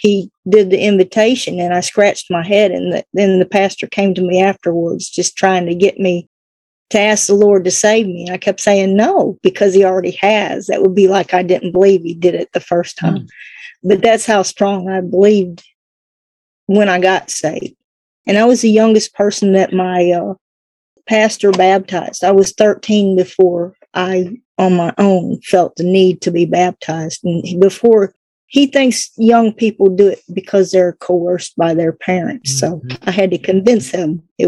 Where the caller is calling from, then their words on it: Kentucky, United States; From Kentucky, the very tip of Kentucky and Tennessee borderline.